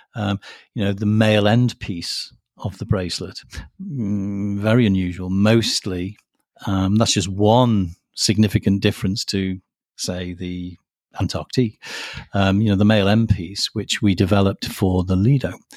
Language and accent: English; United Kingdom